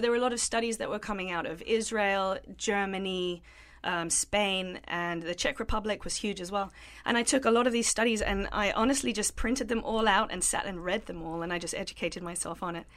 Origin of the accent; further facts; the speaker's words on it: London, United Kingdom; moved away as an adult; I grew up in South London. Uh, I lived there with my family until I was nineteen years